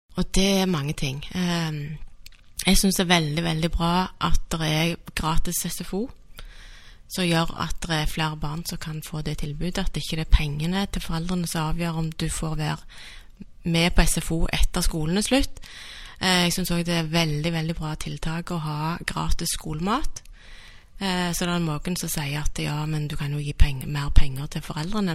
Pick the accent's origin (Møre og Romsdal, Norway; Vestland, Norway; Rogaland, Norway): Rogaland, Norway; Stavanger; also born or lived in Bergen; Jeg er født og oppvokst i Stavanger.